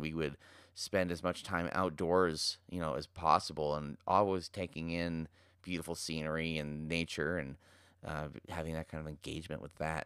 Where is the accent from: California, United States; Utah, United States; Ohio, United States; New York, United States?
Utah, United States; Park City; born and raised in Park City